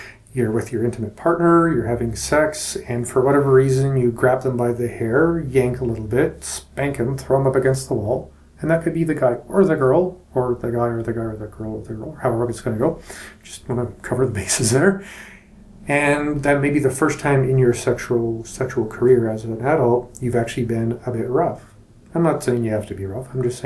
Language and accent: English; Canada; as a Canadian